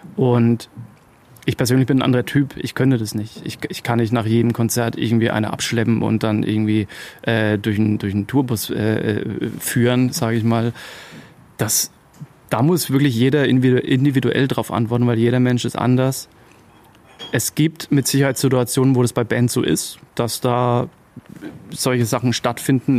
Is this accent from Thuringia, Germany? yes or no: no; Upper Franconia, Bavaria, Germany; ich habe hier meine Wurzeln